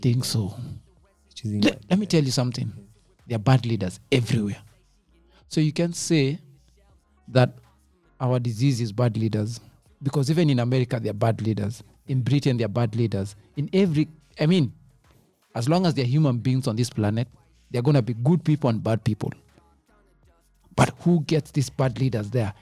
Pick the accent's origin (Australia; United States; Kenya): Kenya; I'm a Kenyan. I pay taxes.